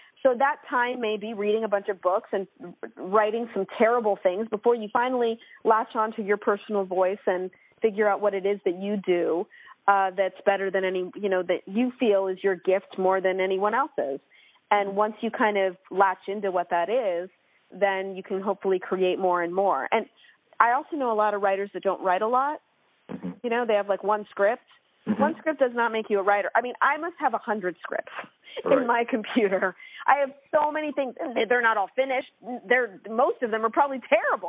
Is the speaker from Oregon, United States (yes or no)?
yes; Portland, Oregon, United States; I grew up in Portland, Oregon, and had such a wonderful West Coast upbringing